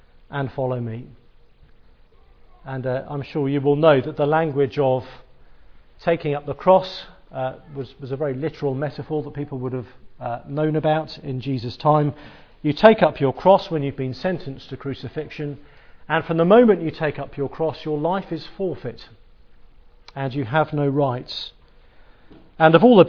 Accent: England, United Kingdom; Being English

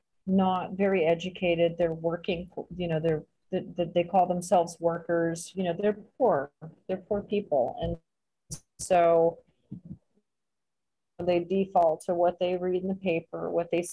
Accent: San Jose, California, United States; moved away as an adult; also born or lived in India; now in Acapulco, Mexico; I grew up in San Jose, California, around, you know, Mexicans my entire life

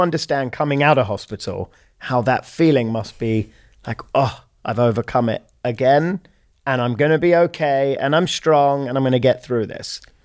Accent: London, United Kingdom; We're both obviously from London, born and raised.

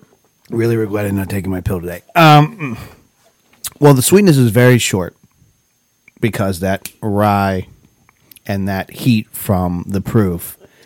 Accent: Ellwood City, Pennsylvania, United States; my hometown, Elwood City

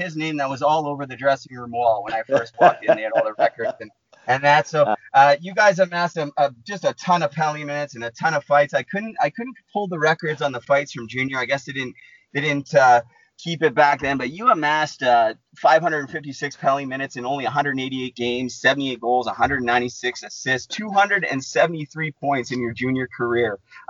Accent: Vancouver, British Columbia, Canada; I grew up in Vancouver

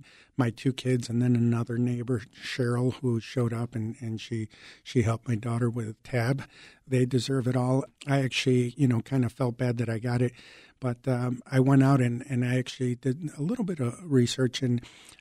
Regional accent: Chicago, Illinois, United States; English is a second language; also born or lived in Mexico; I came from Mexico. I was 6 years old living in the Lakeview and Ravenswood Manor neighborhoods here in Chicago. I didn't speak English

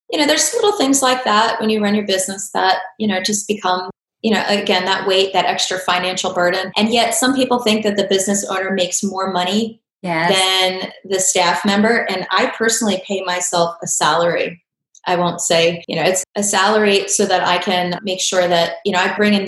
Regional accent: Pennsylvania, United States; moved away as an adult; also born or lived in Florida; I grew up here in Pennsylvania

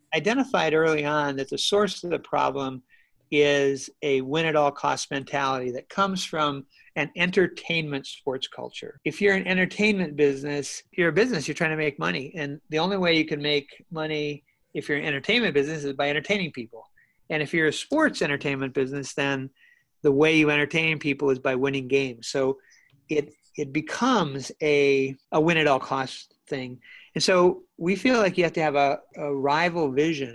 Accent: North Dakota, United States; moved away; also born or lived in Minnesota; I grew up in North Dakota in, in what I call the golden age of sandlot ball

